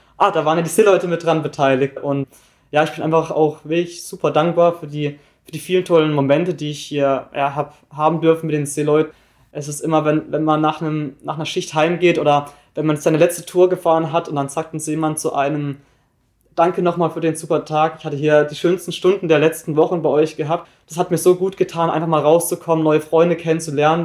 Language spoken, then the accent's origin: German; Wittenweier, Baden-Württemberg, Germany; moved away as an adult; now in Hamburg, Germany; komme aus Wittenweier. Das ist ein kleines Dorf in der Nähe von Freiburg im Breisgau, also ich komme ganz aus dem Süden